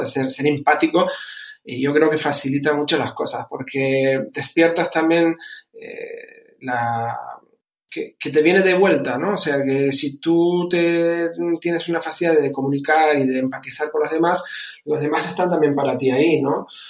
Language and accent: Spanish; Canary Islands, Spain; moved away as an adult; also born or lived in Germany; now in Bucharest, Romania; he criado, como dijiste, dijiste, desde los 11 en, España, concretamente en Canarias. De ahí mi, acento